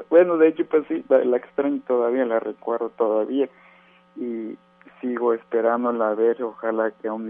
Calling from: Apodaca, Nuevo León, Mexico; Pues sí, es Apodaca.

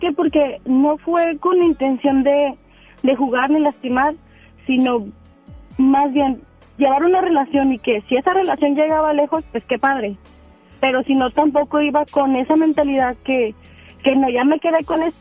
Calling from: Apodaca, Nuevo León, Mexico; De Podaca.

